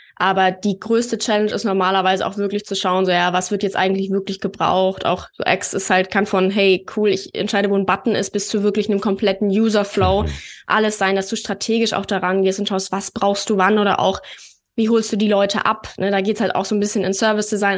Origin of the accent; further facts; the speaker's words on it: Berlin, Germany; Ich komme ja aus Berlin